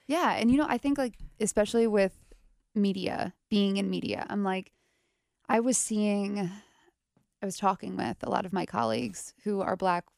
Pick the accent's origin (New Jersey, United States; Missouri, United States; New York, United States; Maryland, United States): New York, United States; New York area, United States; now in Cincinnati, United States; I'm from the New York area.